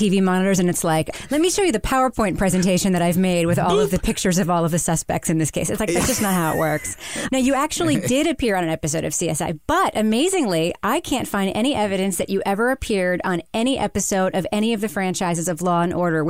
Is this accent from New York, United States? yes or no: yes; Long Island, New York, United States; I grew up on Long Island